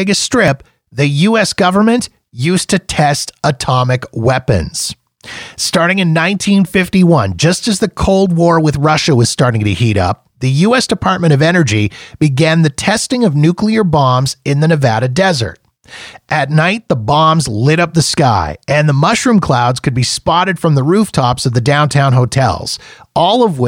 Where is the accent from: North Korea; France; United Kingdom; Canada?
Canada; as a Canadian